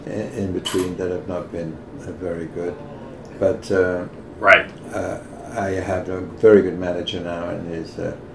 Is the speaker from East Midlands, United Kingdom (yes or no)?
yes; Leicester, East Midlands, United Kingdom; moved away; I come from Great Britain